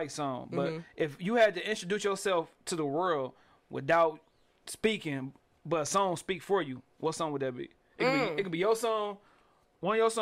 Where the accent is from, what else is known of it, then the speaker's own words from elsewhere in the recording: Detroit, Michigan, United States; I'm from Detroit. I'm from the East